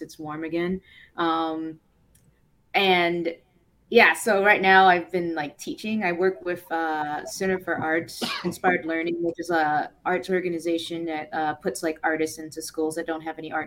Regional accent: Nashville, Tennessee, United States; moved away as an adult; now in Cleveland, United States; I came from Nashville, Tennessee. That's where I'm originally from, to go to art school

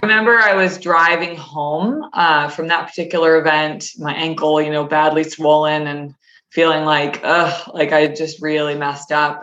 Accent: Connecticut, United States; I grew up in Connecticut, um, so in New England

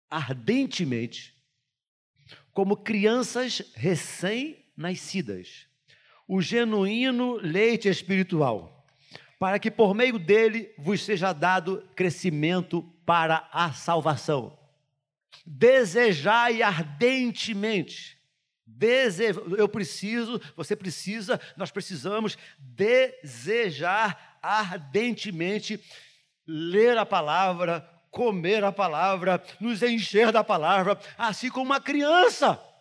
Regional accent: Brazil; eu sou nascido e criado no Jardim Metrópolis

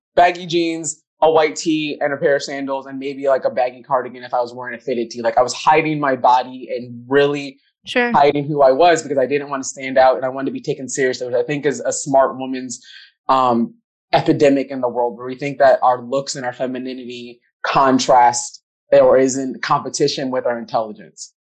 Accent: Minnesota, United States; black girl growing up in Minnesota

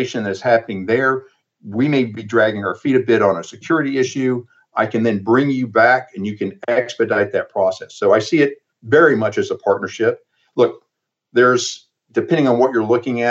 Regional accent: Alabama, United States; moved away; we're both from Alabama

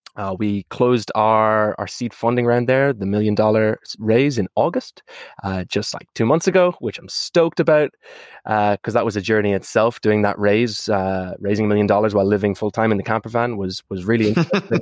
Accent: Ireland; moved away; If you can't tell from my accent, it's because I'm from that small little island on the, uh, west coast of Europe called Ireland

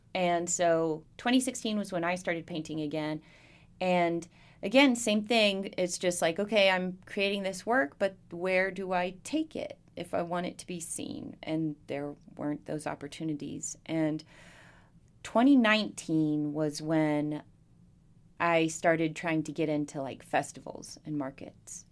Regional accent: Bristol, Virginia, United States; also born or lived in Southeast United States; I grew up in Bristol. Uh, we moved here. We moved around all over the Southeast growing up. And then when I was ten, we moved here and we stayed

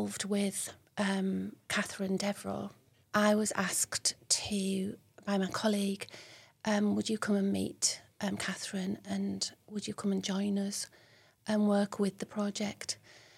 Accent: Billingham, North East England, United Kingdom; also born or lived in London / Hampshire / York / Darlington; I grew up in Billingham, Wolveston Court Estate, went to Northfield School

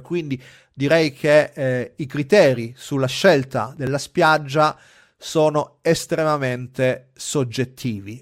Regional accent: Gela, Sicily, Italy; moved away; per me andare in Sicilia significa tornare a casa a Gela

